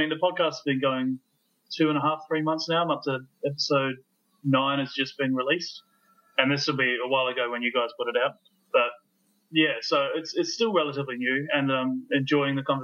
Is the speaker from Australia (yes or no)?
yes; Australia; now in New Zealand; I grew up in Australia. I live in New Zealand now.